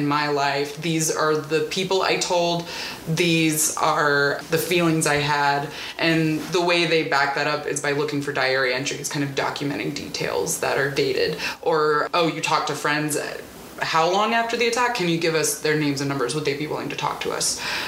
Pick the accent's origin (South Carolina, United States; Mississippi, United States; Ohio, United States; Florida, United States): Mississippi, United States; Yeah, I grew up in South Mississippi. I should say that I grew up on the coast, which is a little more cosmopolitan than the rest of the state.